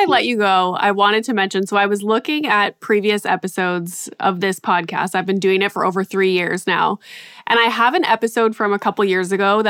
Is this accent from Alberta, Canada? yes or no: no; Northern Ontario, Canada; I am a Canadian girl that grew up in Northern Ontario.